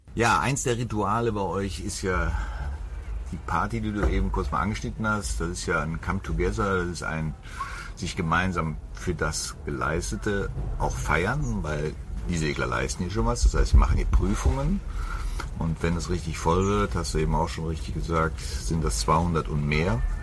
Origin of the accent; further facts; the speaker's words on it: Germany; bei uns in Deutschland